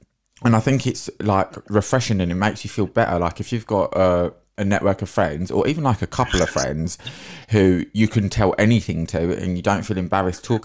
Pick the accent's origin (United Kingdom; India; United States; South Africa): United Kingdom; London; I'm from South London as well